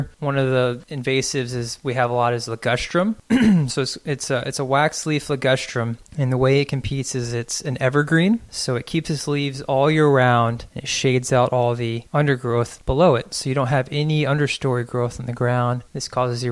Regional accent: Austin, Texas, United States; also born or lived in San Marcos; I grew up in Austin

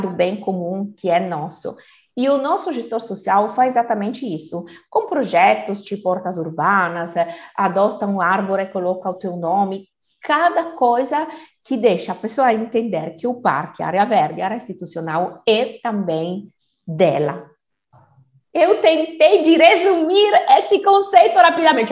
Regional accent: Turin, Piedmont, Italy; Portuguese is a second language; moved away as an adult; now in Brazil; italiana de Turim, norte da Itália

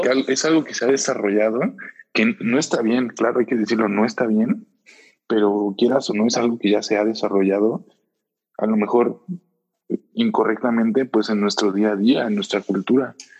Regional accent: Puebla, Mexico; moved away as an adult; now in Querétaro, Mexico; yo soy de Puebla, yo, yo toda mi vida he vivido en Puebla y hace aproximadamente un año, poco más de un año, cambié de ciudad, vine a vivir a Querétaro.

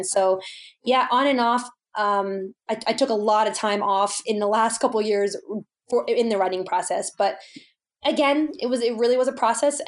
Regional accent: East Coast, United States; now in Colorado, United States; I grew up on the East Coast

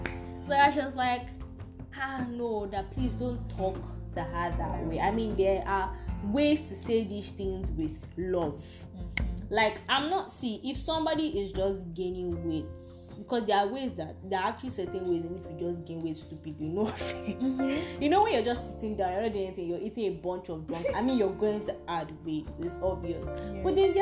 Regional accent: Nigeria; I am Nigerian. I am African.

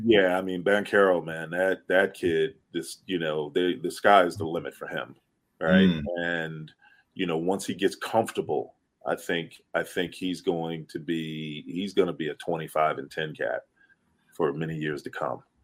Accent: Philadelphia, Pennsylvania, United States; I grew up in Philly

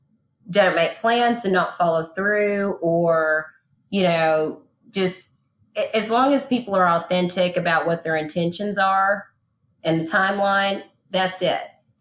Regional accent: Texas, United States; I'm not going to take anything from East Texas with me, because that's old wineskins.

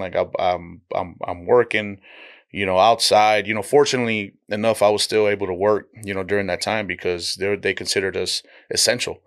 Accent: Donna, Texas, United States; also born or lived in Dallas, Texas; I'm raised in the Rio Grande Valley

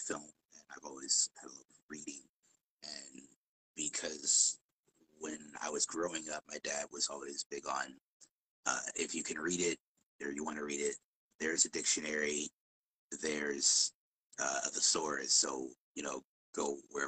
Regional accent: Chicago, Illinois, United States; I grew up in Chicago

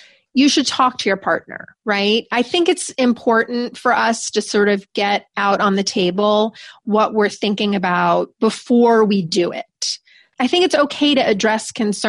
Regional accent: New York, United States; I'm from New York. I'm very direct

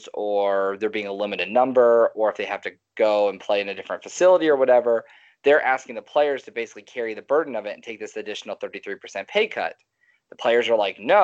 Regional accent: Cincinnati, Ohio, United States; now in Texas, United States; I grew up in Cincinnati.

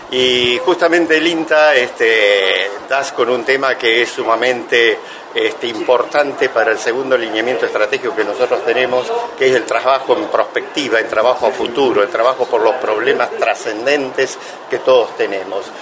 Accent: Rauch, Buenos Aires Province, Argentina; la cooperativa de mi pueblo de Rauch, somos 11.000 habitantes

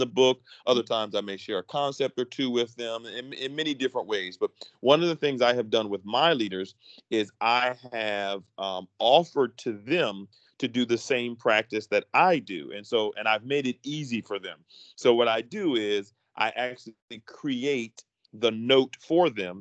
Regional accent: Philadelphia, Pennsylvania, United States; moved away as an adult; born and raised in Philadelphia

